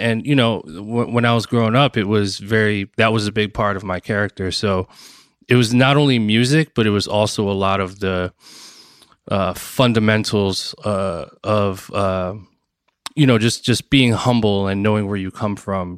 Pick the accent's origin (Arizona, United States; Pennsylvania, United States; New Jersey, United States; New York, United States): New Jersey, United States; Bloomfield; also born or lived in Newark, New Jersey; I was born and raised in New Jersey, um, Newark, New Jersey, and, um, and then most of my childhood, I was in Bloomfield, New Jersey